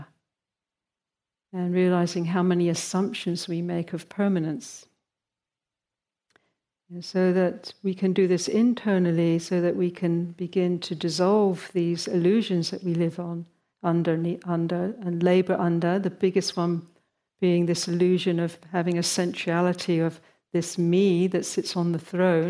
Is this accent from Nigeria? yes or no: no; United Kingdom; moved away; my home country of Britain where I grew up.